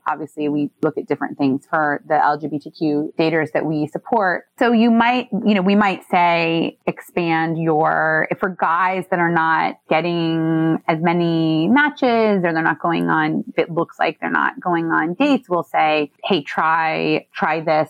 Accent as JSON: {"language": "English", "region": "Midwest", "country": "United States", "moved": "yes", "lives_now": "New York City, United States", "said": "I'm from the Midwest"}